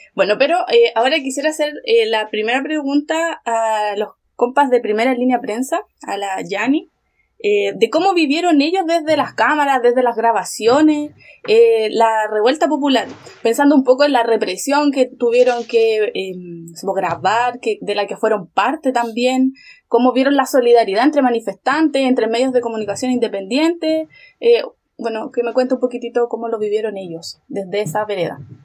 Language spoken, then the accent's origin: Spanish; San Javier, Maule, Chile; Yo pertenezco a una comuna que es súper chiquitita, que es San Javier, que está al sur de Talca.